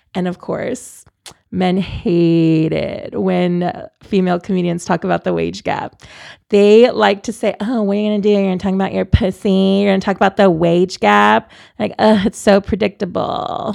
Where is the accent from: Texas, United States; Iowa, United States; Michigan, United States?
Texas, United States; San Antonio; moved away as an adult; also born or lived in Columbus, Ohio; I'm born and raised in San Antonio